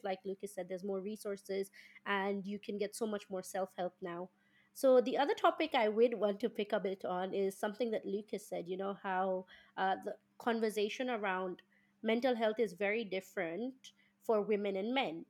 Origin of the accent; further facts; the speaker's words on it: Kenya; moved away as an adult; now in United Kingdom; I come from Kenya, and in Kenya, and my background is an, is an Indian